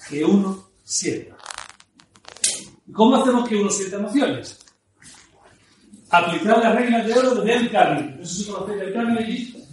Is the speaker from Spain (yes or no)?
yes; Ciudad Parque Suárez, Spain; Yo recuerdo, yo me crié en Ciudad Parque Suárez, conocí aquella zona.